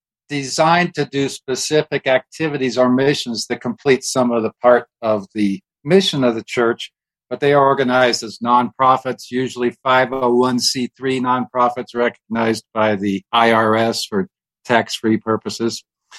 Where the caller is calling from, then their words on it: Colorado Springs, Colorado, United States; I am a freelance writer doing books and articles, and I'm calling from Colorado Springs, where God lives.